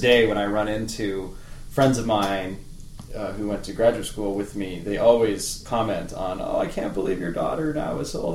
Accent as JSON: {"language": "English", "town": "Medicine Hat", "region": "Alberta", "country": "Canada", "tie": "born or raised there", "also_born_or_lived": "Provo, Utah / Boston, Massachusetts / Illinois", "moved": "as an adult", "said": "I grew up in the bustling metropolis of Medicine Hat, Alberta, Canada, which I always say is bigger than it sounds."}